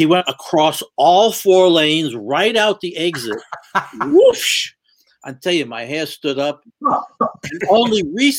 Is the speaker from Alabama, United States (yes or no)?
no; New York, United States; and we're both Jews from New York